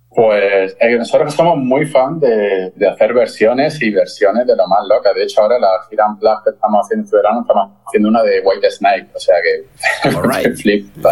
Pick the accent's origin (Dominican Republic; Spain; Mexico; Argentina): Spain; Granada, Andalusia; soy de Granada